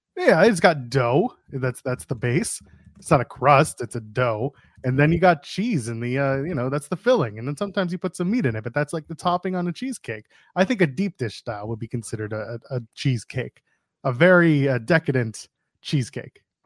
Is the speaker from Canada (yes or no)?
yes; Canada; I'm Canadian